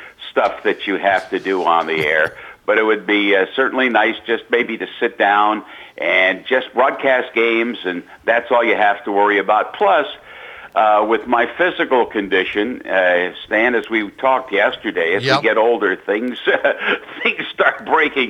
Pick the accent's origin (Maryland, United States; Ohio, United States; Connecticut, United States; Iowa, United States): Maryland, United States; Baltimore; when I was growing up in East Baltimore